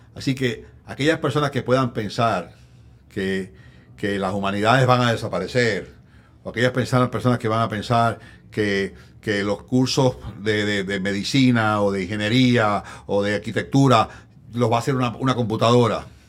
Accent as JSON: {"language": "Spanish", "town": "Arecibo", "country": "Puerto Rico", "tie": "born or raised there", "said": "en Arecibo, mi pueblo"}